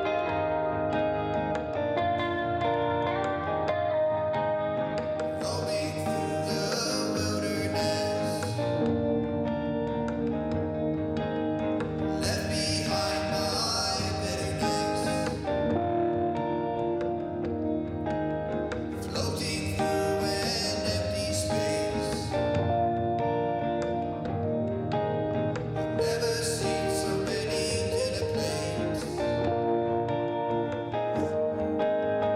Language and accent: English; Christchurch, Canterbury, New Zealand; now in Wellington, New Zealand; I'm from Christchurch